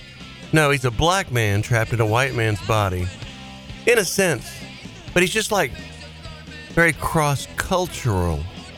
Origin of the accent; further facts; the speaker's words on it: Fort Worth, Texas, United States; also born or lived in Dallas; I'm from Fort Worth, but I was living in Dallas at SMU.